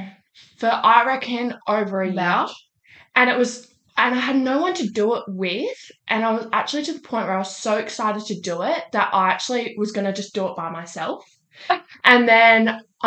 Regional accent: Perth, Western Australia, Australia; my place of birth on my passport, it is Subiaco

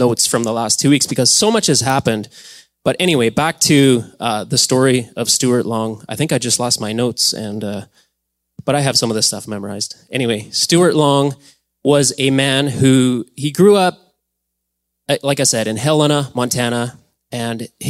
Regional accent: Alberta, Canada; moved away; We grew up in Alberta.

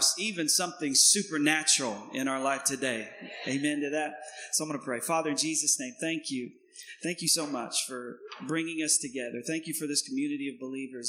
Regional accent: East Tennessee, United States; I am from Tennessee. So I'm a little country bumpkin. and I'm born and raised in East Tennessee

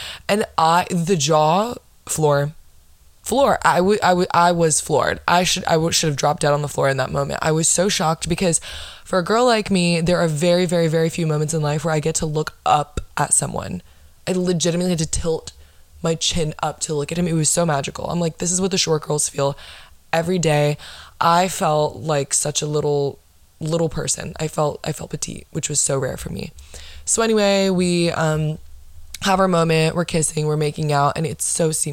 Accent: Florida, United States; I'm from Florida

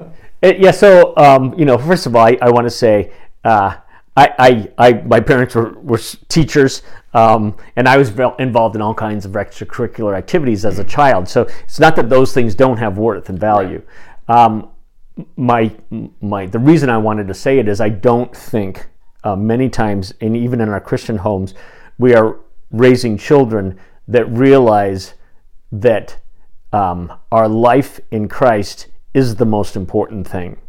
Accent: Phoenix, Arizona, United States; the little Covenant church that I grew up in in Phoenix

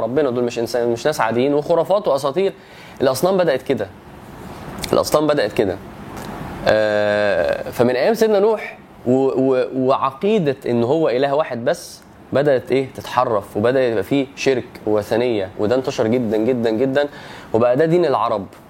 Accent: Egypt; وانا مصري

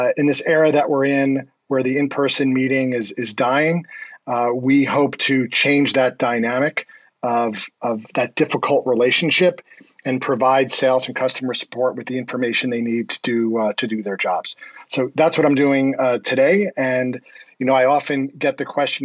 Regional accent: Scarsdale, New York, United States; also born or lived in Rye, New York; I grew up in New York in Rye and then Scarsdale

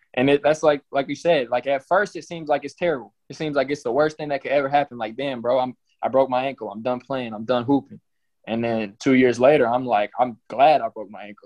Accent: College Station, Texas, United States; I'm from College Station. I moved here in sixth grade.

